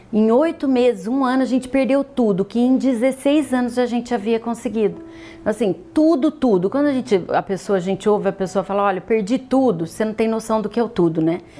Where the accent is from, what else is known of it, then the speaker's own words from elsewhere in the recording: São João da Boa Vista, São Paulo, Brazil; born there; sou nascida em São João da Boa Vista, venho de uma família de classe média.